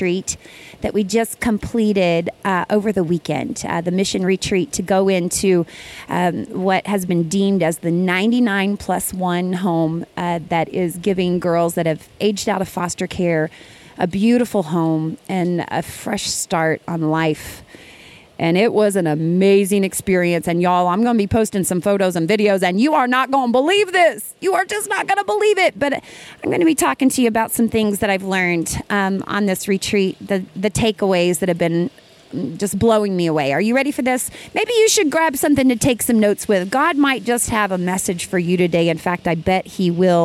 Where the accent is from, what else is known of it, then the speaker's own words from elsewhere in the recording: Ava, Missouri, United States; Ava, Missouri is my hometown. I am sitting across the road from the elementary school where I went to school